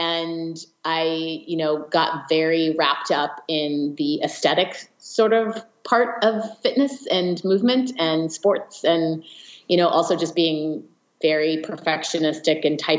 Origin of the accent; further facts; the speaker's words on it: California, United States; In the Bay Area.